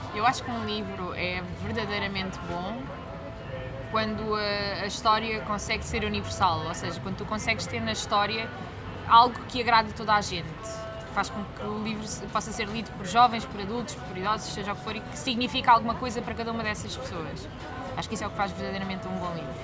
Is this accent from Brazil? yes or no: no; Algarve, Portugal; eu sou acima de tudo algarvia, é algo okay. que me define muito, o sítio de onde venho